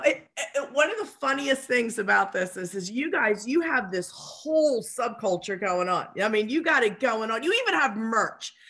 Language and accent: English; Philadelphia, Pennsylvania, United States; I'm from Philadelphia